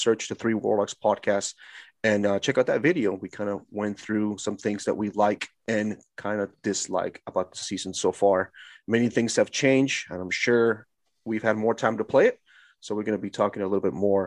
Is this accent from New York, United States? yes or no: no; California, United States; I am from California